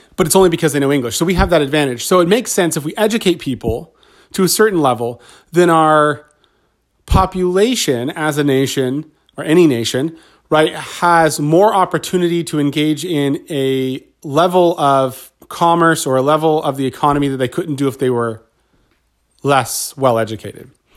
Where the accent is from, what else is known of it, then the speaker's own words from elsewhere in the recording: Southern California, United States; I grew up in Southern California